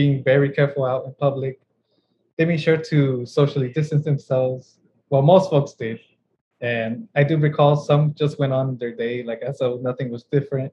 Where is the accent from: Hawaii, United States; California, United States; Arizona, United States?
California, United States; Inland Empire; I grew up in the Inland Empire